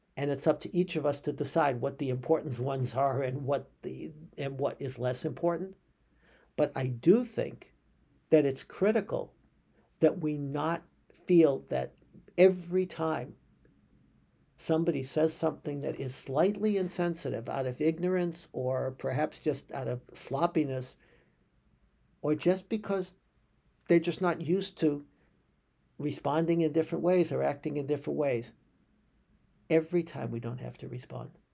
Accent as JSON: {"language": "English", "country": "United States", "said": "as American Jews."}